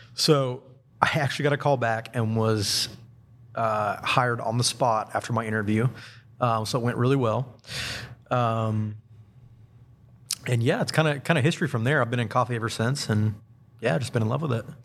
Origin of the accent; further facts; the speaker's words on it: Huntsville, Alabama, United States; also born or lived in Central Florida; I was born and raised here in Huntsville